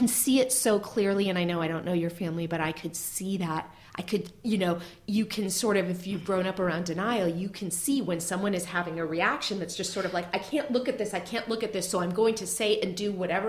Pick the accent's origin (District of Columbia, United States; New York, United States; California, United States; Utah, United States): California, United States; Marin County; I grew up in Marin County.